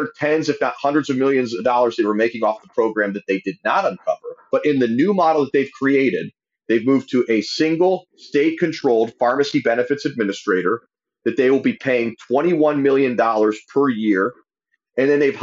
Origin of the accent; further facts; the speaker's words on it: Ohio, United States; in my home state of Ohio